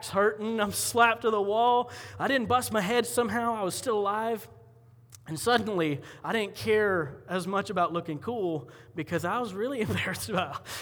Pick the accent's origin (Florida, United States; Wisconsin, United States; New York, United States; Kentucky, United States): Florida, United States; Columbia County; moved away; I grew up in Florida, and in Columbia County, when you're cool, you go to the fair